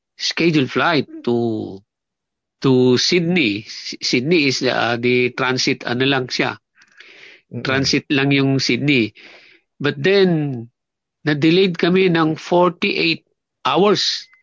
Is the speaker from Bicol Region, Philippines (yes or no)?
yes; Talisay, Bicol Region, Philippines; born or raised there; moved away as an adult; also born or lived in Binangonan, Rizal, Philippines; now in New Zealand